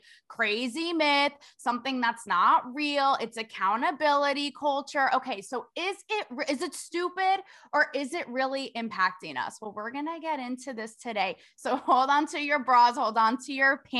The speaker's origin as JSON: {"language": "English", "region": "Connecticut", "country": "United States", "moved": "as an adult", "lives_now": "Los Angeles, United States", "said": "So I'm from the tri-state like you. I'm from Connecticut, but I lived in LA for the last 5 years"}